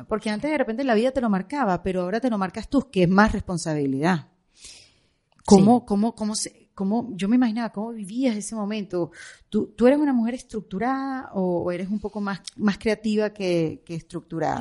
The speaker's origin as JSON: {"language": "Spanish", "country": "Venezuela", "moved": "as an adult", "lives_now": "Miami, United States", "said": "yo como venezolana"}